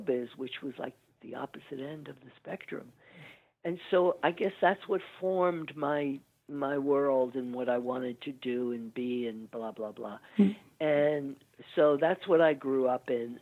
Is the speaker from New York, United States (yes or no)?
yes; New York City, New York, United States; we grew up in Woodside, Queens, which is just across the bridge from Manhattan